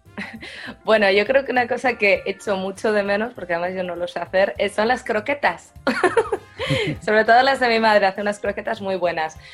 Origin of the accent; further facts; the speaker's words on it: Valladolid, Castile and León, Spain; moved away as an adult; now in Champaign-Urbana, United States; Yo soy de Valladolid y tenemos bastante tradición de tapas